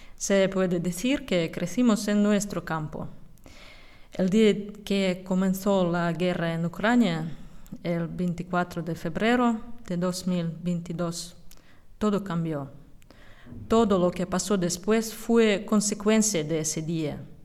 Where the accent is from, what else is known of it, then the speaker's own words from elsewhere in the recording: Russia; Spanish is a second language; moved away as an adult; now in Spain; Nacimos y vivíamos en Rusia